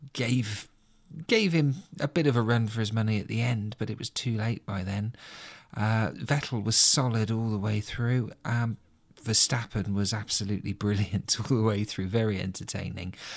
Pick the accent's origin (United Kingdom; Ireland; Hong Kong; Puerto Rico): United Kingdom; being a Brit